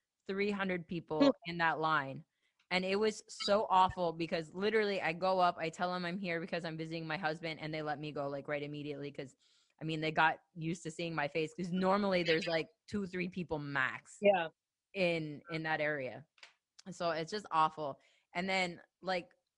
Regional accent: United States; I'm American.

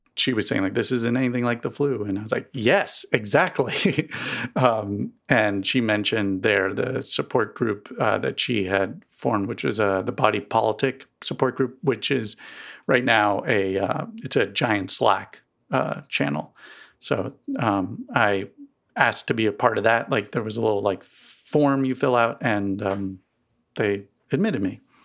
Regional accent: East Coast, United States; now in Missouri, United States; I grew up on the East Coast, um, and never really had allergies until I moved to Missouri

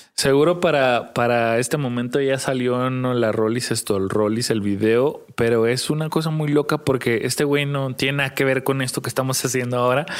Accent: Tijuana, Baja California, Mexico; somos de Tijuana

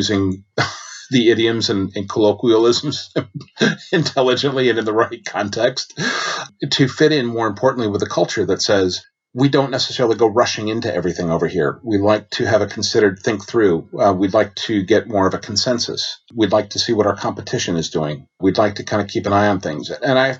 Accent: United States; moved away as an adult; now in United Kingdom; being an American

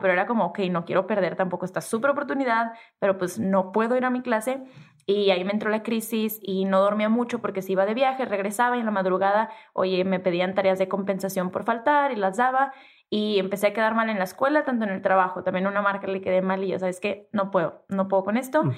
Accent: Tijuana, Baja California, Mexico; accent: norteña, pocha; soy norteña y crecí en Tijuana y soy de frontera y hablo súper pocha

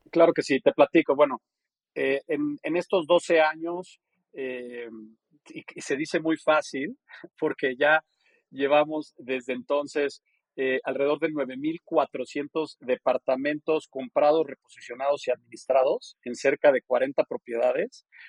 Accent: Mexico; moved away as an adult; also born or lived in New Hampshire / New York / Geneva; yo nací, crecí en México

